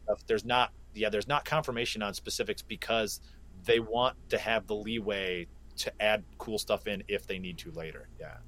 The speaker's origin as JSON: {"language": "English", "town": "Flint", "region": "Michigan", "country": "United States", "tie": "born or raised there", "said": "I was born and raised in Flint, Michigan, and uh, being from Flint means an awful lot to me"}